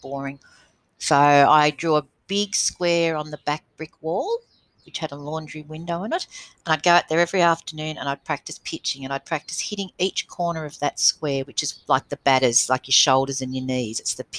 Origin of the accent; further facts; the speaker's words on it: Wagga Wagga, New South Wales, Australia; I did grow up in Wagga, yes.